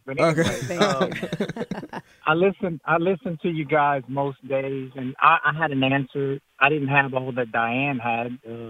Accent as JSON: {"language": "English", "region": "South Louisiana", "country": "United States", "tie": "born or raised there", "said": "I was born and raised in, I'm in Youngsville right now. Born and raised in South Louisiana."}